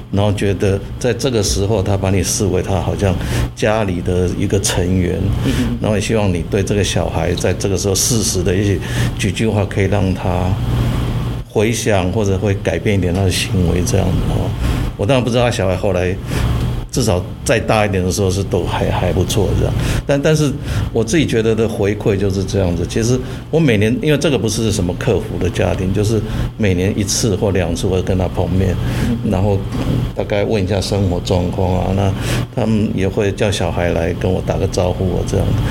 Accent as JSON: {"language": "Chinese", "country": "Taiwan", "tie": "born or raised there", "said": "我们在台湾长大"}